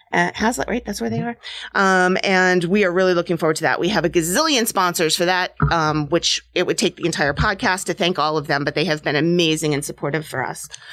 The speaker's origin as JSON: {"language": "English", "region": "New Hampshire", "country": "United States", "tie": "born or raised there", "moved": "yes", "lives_now": "New Jersey, United States", "said": "I grew up in New Hampshire"}